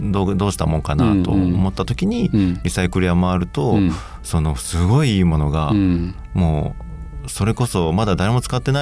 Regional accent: Kansai, Japan; 僕関西の出身で

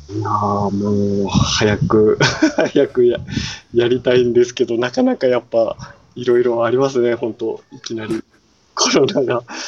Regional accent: Itoshima, Fukuoka, Japan; もうずっと自分の地元なんで

